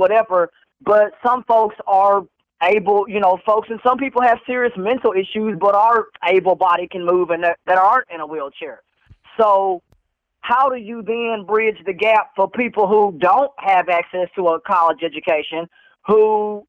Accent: Waxahachie, Texas, United States; now in Fort Worth, United States; I actually grew up, sir, in Waxahachie.

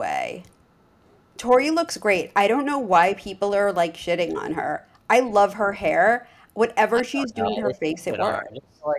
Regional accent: New York, United States; moved away as an adult; now in Los Angeles, United States; when I moved to LA, I didn't really know the market and I was from New York

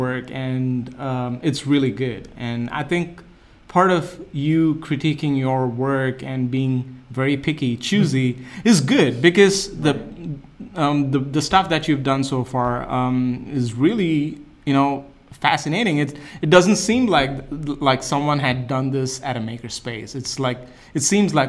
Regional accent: India; now in United States; I'm from India

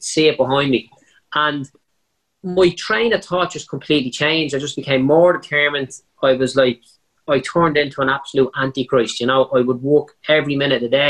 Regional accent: Dublin, Leinster, Ireland; I was a bricklayer from Clondalkin, you know, one of the, you know, definitely top five worst parts of Dublin at the time

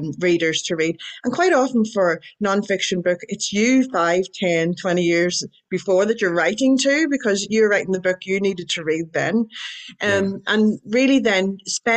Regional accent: Ireland; I'm Irish

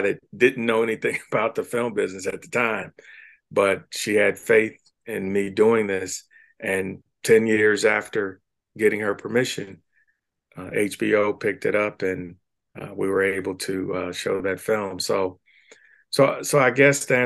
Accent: Cincinnati, Ohio, United States; growing up in Cincinnati

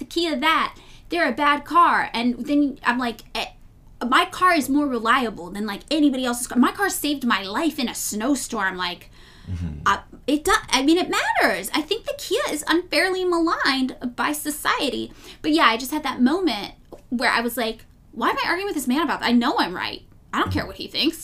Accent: Los Angeles, California, United States; I will be here in my hometown of Los Angeles

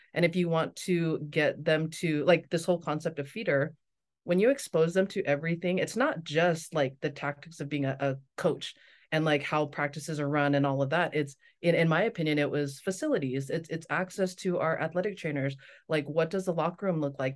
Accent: Las Vegas, Nevada, United States; moved away as an adult; also born or lived in Torrance, California / Provo, Utah / North Shore, Oahu, Hawaii; now in Maui, United States; I grew up in Vegas

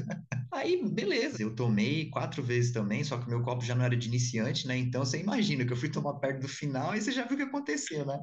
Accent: São Paulo, Brazil; sou de São Paulo

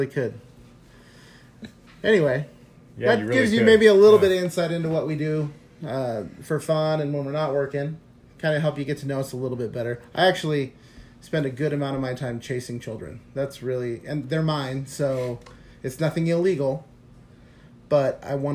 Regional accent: Coachella Valley, California, United States; now in Idyllwild, United States; I grew up down in the Coachella Valley

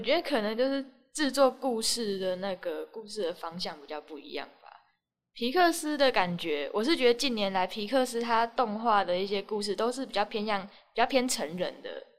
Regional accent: Taiwan; 我们就是台湾的人数跟其他国家比起来，真的是算少的。

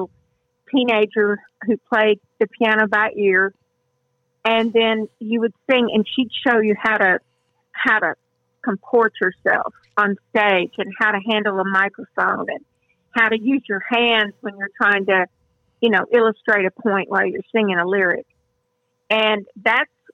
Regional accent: Houston, Texas, United States; accent: southern; also born or lived in Nashville, Tennessee; I'm a native Houstonian, and I was born about three or four blocks from our house

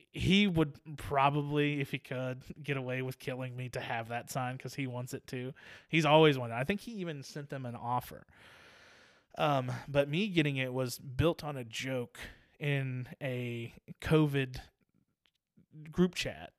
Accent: Virginia Beach, Virginia, United States; moved away; I was born and raised in Virginia Beach

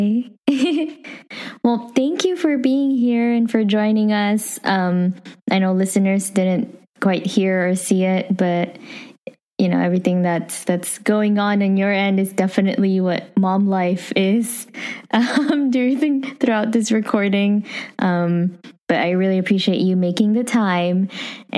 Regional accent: Philippines; accent: Filipino; English is a second language; moved away; There's my Filipino accent

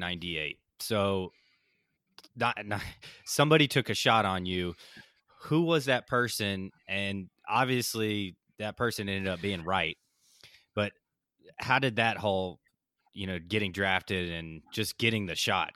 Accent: Atlanta, Georgia, United States; I'm from Atlanta, and both my boys play travel ball

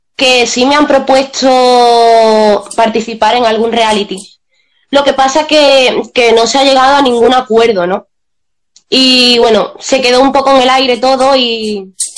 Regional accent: Seville, Andalusia, Spain; los dos somos de Sevilla

